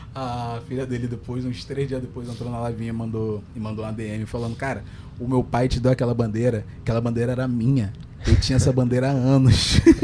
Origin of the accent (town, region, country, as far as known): Rio de Janeiro, Brazil; accent: carioca